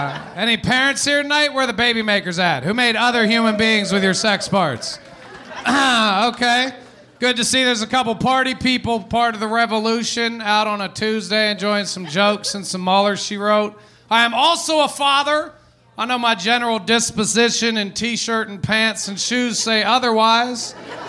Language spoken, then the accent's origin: English; Philippines; Because their mother is Jewish, and I am Filipino.